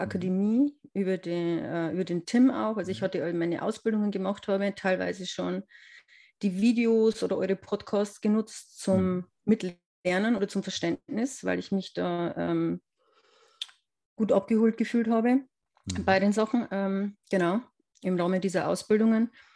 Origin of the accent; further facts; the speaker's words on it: near Regensburg, Upper Palatinate, Bavaria, Germany; Ich komme aus der Nähe vom ähm, schönen Regensburg ähm, in der Oberpfalz